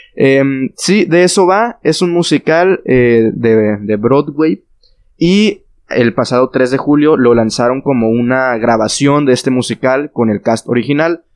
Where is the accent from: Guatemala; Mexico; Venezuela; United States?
Mexico; los tres somos de México y los que vivimos por acá